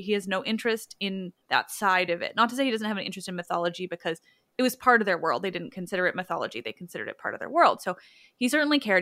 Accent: Canada; We do love other Canadians

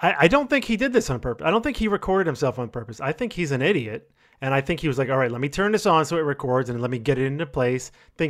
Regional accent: New York, United States; I'm from New York as well

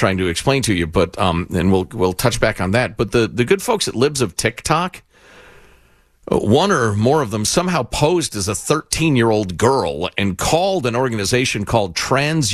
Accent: Midwest, United States; moved away; we grew up in the Midwest

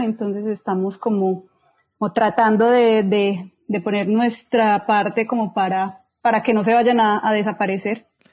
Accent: Medellín, Antioquia, Colombia; moved away as an adult; now in Sierra Leone; yo nací en Medellín

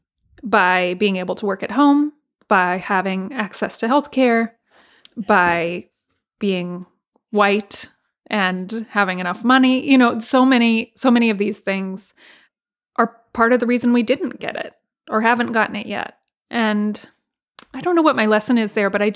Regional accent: Texas, United States; my home state of Texas

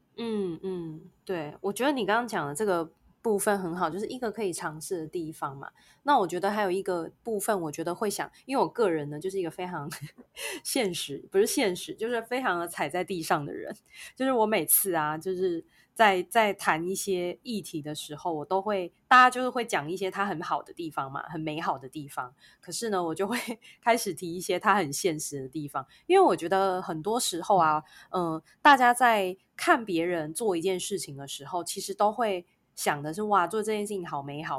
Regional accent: Taiwan; 我们是台湾人

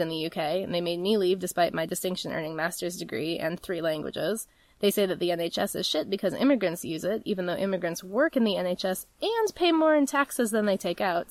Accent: United States; also born or lived in United Kingdom; I'm an American

